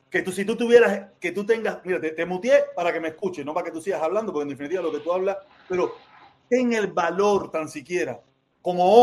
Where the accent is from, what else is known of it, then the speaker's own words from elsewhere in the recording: Cuba; Mira, tú sabes lo que pasa, que nosotros somos los cubanos.